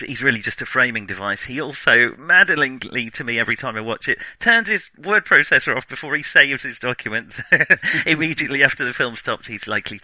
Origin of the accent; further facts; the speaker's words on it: England, United Kingdom; We're English.